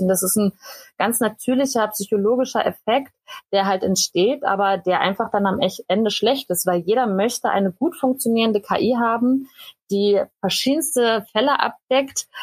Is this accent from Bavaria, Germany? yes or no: no; Berlin, Germany; moved away as an adult; also born or lived in Cottbus; ich bin ursprünglich aus Berlin